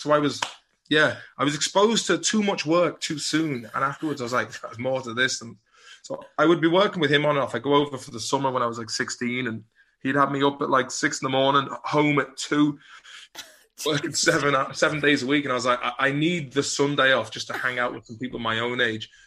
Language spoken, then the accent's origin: English; Swinford, Connacht, Ireland; also born or lived in Liverpool; being from Swinford